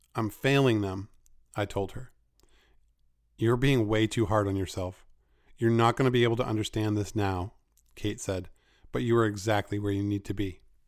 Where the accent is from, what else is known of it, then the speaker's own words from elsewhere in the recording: Maine, United States; my home state of Maine